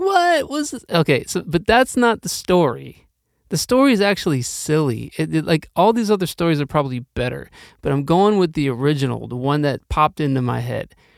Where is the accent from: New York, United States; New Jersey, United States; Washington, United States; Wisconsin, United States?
Wisconsin, United States; Milwaukee; also born or lived in Norfolk, Virginia